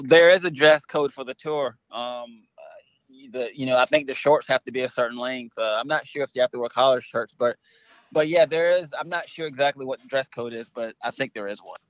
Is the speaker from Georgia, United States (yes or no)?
yes; Savannah, Georgia, United States; I grew up in Savannah